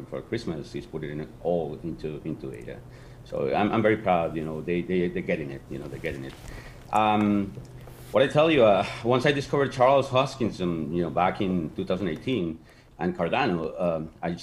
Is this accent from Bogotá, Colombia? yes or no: yes; Bogotá, Colombia; first language Spanish; English is a second language; now in South Florida, United States; I'm actually from Bogota, Colombia, in South America, but I live in the States for over 30 years